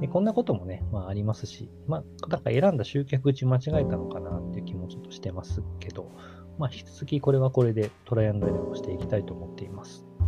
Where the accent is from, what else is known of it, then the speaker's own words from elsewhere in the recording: Kagawa, Japan; 地元の香川